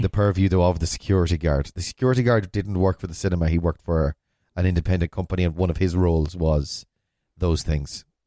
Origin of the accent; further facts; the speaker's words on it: Ballina, Connacht, Ireland; I'm from Ballina, which is in a town in the west of Ireland.